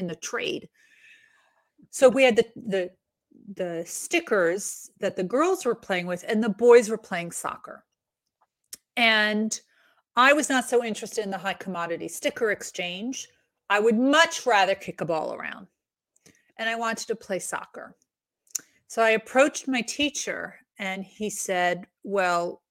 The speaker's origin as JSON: {"language": "English", "region": "New York", "country": "United States", "tie": "born or raised there", "said": "I grew up in New York"}